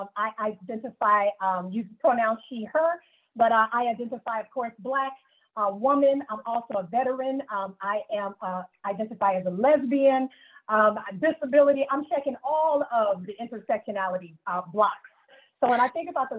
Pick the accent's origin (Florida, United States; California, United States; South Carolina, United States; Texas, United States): South Carolina, United States; Greenville; growing up in Greenville, South Carolina